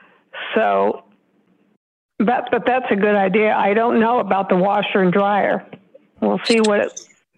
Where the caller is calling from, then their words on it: Oklahoma, United States; Hello, this is …. I'm from Oklahoma